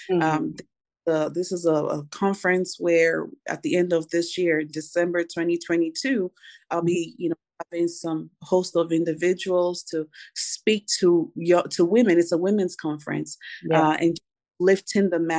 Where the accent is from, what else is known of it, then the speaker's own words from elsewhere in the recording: Nigeria; now in Nashville, United States; I'm originally from Nigeria. So I'm blessed to be residing currently in the U.S., in the great state of Nashville, Tennessee